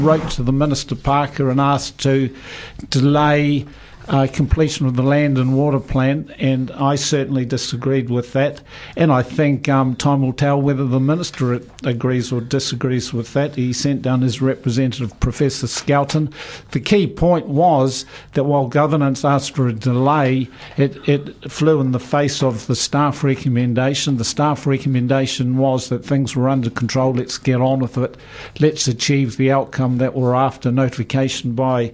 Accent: South Otago, New Zealand; I grew up in South Otago.

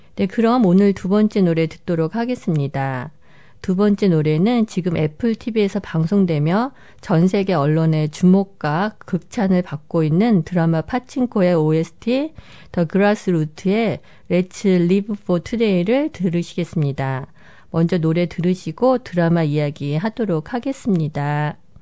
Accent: South Korea; moved away; 한국인으로서 그리고 이민자로서

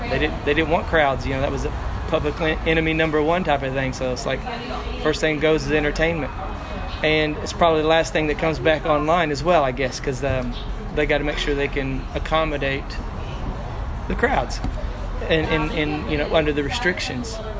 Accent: Arkansas, United States; accent: hillbilly accent from Arkansas; now in Te Awamutu, New Zealand; my hillbilly accent from Arkansas

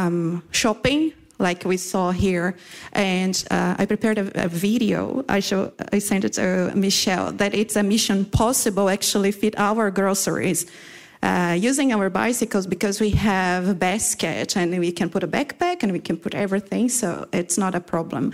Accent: Brazil; accent: Brazilian; English is a second language; moved away as an adult; now in Christchurch, New Zealand; My accent's from Brazil. I came from Brazil. I came from one of the biggest and busiest cities in the world

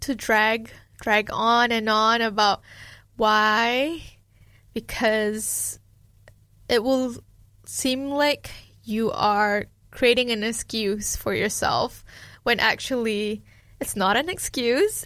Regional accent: Malaysia; now in Dunedin, New Zealand; someone who grew up in a collectivistic culture, being Malaysian

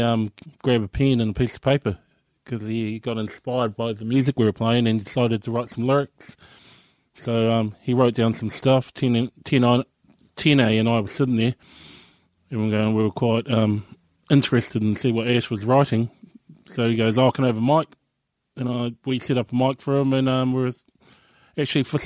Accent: Dunedin, Otago, New Zealand; also born or lived in Invercargill; I was brought up here in New Zealand. I was born in Invercargill, and our family moved to here in Dunedin, Otipoti, in the early 80s

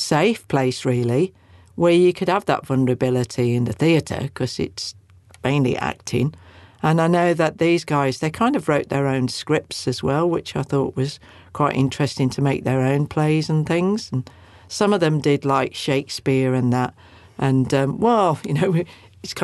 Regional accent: Welsh, Wales, United Kingdom; we're Welsh

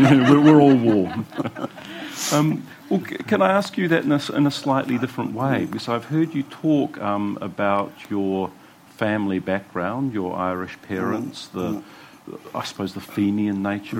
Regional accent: Wellington, New Zealand; I'm just thinking of my own childhood in the 1960s, and I grew up in Glen Road in Kelvin, which is, you know, is the epicentre of civilised Wellington.

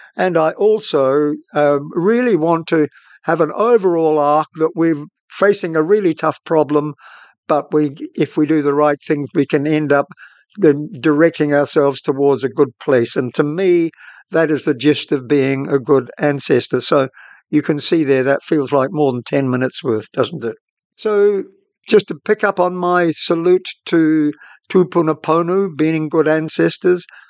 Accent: New Zealand

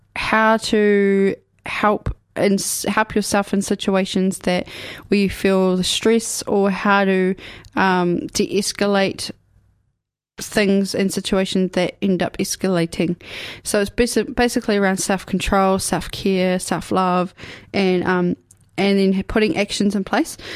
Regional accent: Ashburton, Canterbury, New Zealand; also born or lived in Dunedin / Timaru / Mosgiel; now in Karitane, New Zealand; I'm from here. I was born in Dunedin. I was raised away in Ashburton. I went to school there.

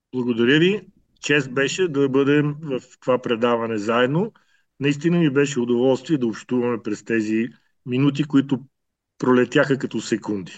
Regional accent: Bulgaria; moved away as an adult; also born or lived in Ethiopia; now in Canberra, Australia; тези, които сме родени и израсли в България

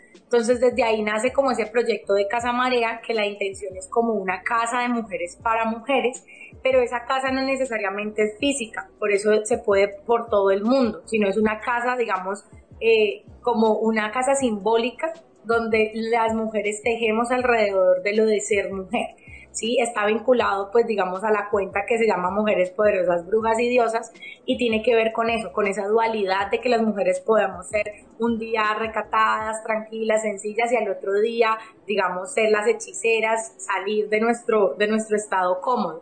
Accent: Cali, Valle del Cauca, Colombia; yo soy de Cali, Colombia. Estoy acá en Cali, Colombia

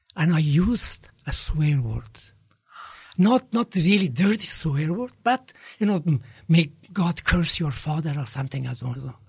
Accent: Kabul, Afghanistan; I was growing up in Kabul

